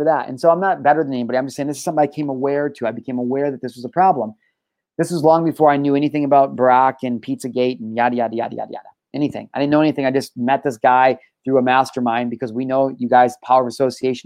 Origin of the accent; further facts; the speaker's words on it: Illinois, United States; I'm from Illinois